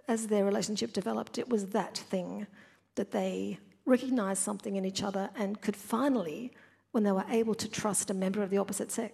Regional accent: Brisbane, Queensland, Australia; I grew up in New Farm in Brisbane, a different place in the 1960s

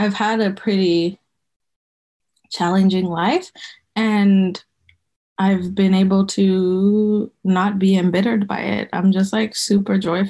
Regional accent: Botswana; moved away as an adult; now in United States; I grew up in Botswana

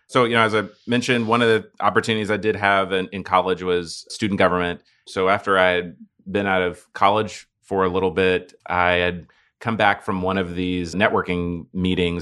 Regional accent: Dallas, Texas, United States; now in Houston, United States; I was born and raised in Dallas

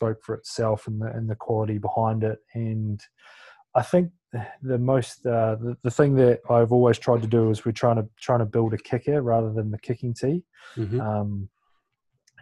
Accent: New Zealand; born or raised there

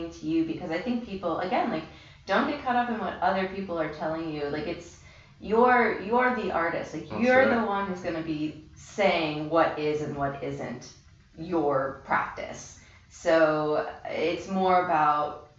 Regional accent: Miami, Florida, United States; moved away as an adult; also born or lived in Boston / Baltimore; now in New York, United States; I pretty much grew up in Miami since I was really young. I was born in Boston, but, you know, moved to when I was about 5. So Miami is my home

